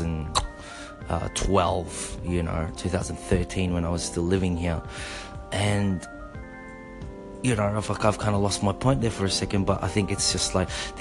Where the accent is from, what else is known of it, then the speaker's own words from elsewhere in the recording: Melbourne, Victoria, Australia; accent: Aussie; also born or lived in Osaka, Japan; when you hail from Melbourne, Victoria, Australia, not Melbourne, Florida